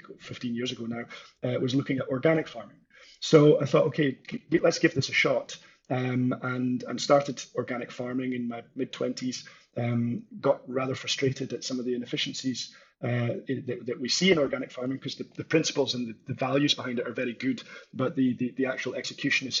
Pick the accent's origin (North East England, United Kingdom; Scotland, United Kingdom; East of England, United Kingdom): Scotland, United Kingdom; northeast of; I'm from Scotland originally, grew up with farming and agriculture in the northeast of Scotland